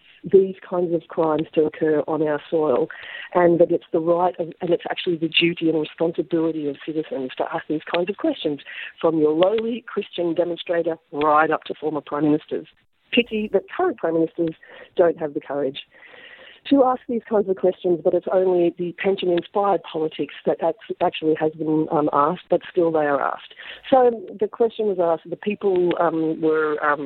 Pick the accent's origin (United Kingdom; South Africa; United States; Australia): Australia; as Australian citizens